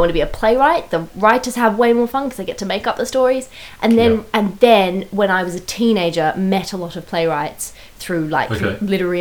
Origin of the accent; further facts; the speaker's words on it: Sydney, New South Wales, Australia; moved away as an adult; now in London, United Kingdom; I grew up in Sydney, in Australia.